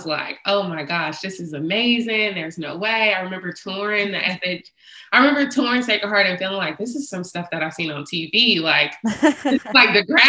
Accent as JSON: {"language": "English", "town": "San Francisco", "region": "California", "country": "United States", "tie": "born or raised there", "said": "I'm born and raised in San Francisco"}